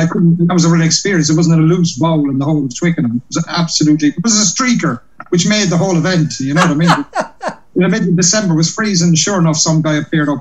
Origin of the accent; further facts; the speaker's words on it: Cork, Munster, Ireland; now in London, United Kingdom; I'm from Cork in Ireland.